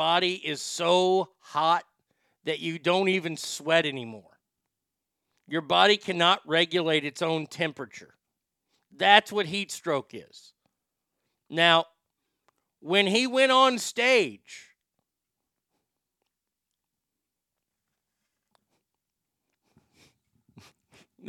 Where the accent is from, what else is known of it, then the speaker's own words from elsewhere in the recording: Texas, United States; I grew up in Texas.